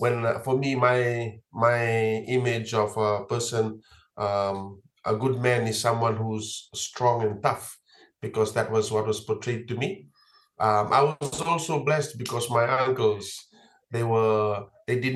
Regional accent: Fiji; Life in Fiji for me growing up

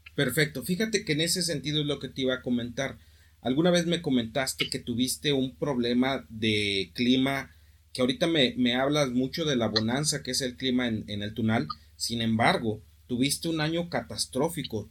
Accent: Mexico; como mexicano, como sociedad, como cultura

